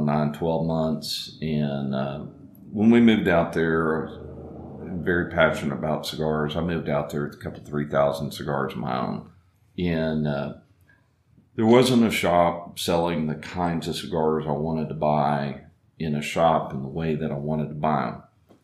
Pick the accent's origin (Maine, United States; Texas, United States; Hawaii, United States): Texas, United States; Dallas; now in Fort Worth, United States; Well, I was born here. Okay. I grew up in Dallas, and came back here and went to TCU, and started some different businesses here. We had moved out to West Texas